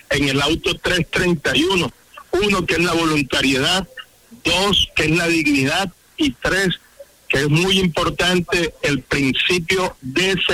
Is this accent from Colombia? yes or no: yes; Colombia; now in Barranquilla, Colombia; llegamos desplazados de otros departamentos de Colombia a Barranquilla huyendo de esta violencia que tanto daño nos hace